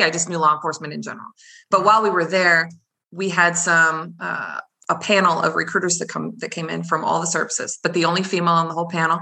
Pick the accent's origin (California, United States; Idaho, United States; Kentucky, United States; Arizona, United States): Arizona, United States; Gilbert; moved away as an adult; I was raised in Gilbert.